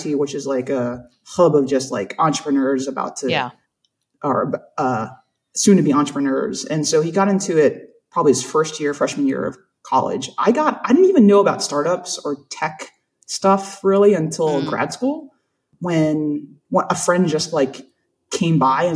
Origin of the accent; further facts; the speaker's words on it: South Carolina, United States; I'm from South Carolina. So like that's my world.